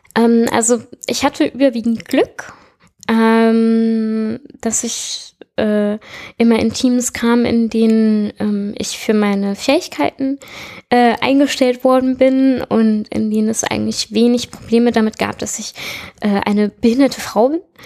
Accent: Southern Germany, Germany; moved away as an adult; ich komme aus Süddeutschland, aus einer Kleinstadt

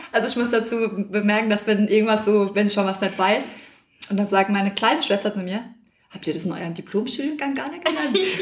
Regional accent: Sausenheim, Rhineland-Palatinate, Germany; unsere Eltern hatten gemeinsam damals noch mit dem Bruder von unserem Papa ein Weingut im Ort

